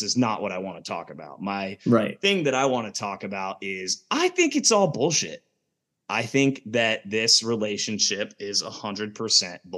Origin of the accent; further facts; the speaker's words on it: Kansas City, Missouri, United States; moved away as an adult; also born or lived in Denver / Lawrence, Kansas; now in Atlanta, United States; I'm from Kansas City. I mean, I live in Atlanta now, lived in Denver before that, went to KU, lived in Kansas City for like 12